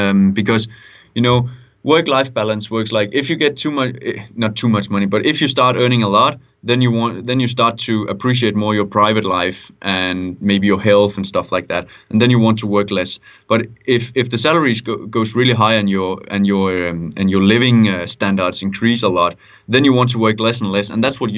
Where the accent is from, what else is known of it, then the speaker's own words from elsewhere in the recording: Denmark; moved away; I come from Denmark.